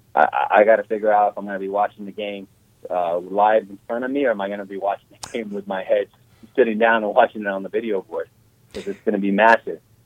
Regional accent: Southern California, United States; now in Kansas, United States; growing up in Southern California

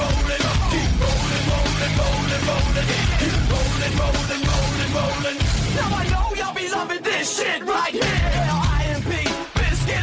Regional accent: Maryland, United States; now in New York, United States; I'm from Maryland

